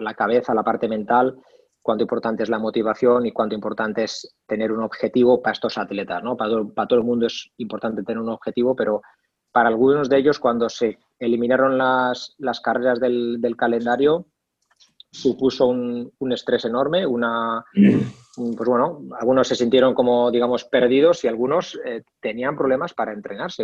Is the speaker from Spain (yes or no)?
yes; Basque Country, Spain; estudié INEF en Vitoria, en el, País Vasco, de donde, de donde soy